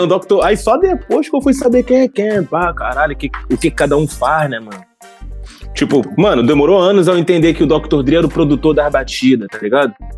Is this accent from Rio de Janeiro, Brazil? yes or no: yes; Baixada Fluminense, Rio de Janeiro, Brazil; eu tenho essa vivência de subúrbio, sou da Baixada Fluminense, tenho essa vivência com a Zona Norte ali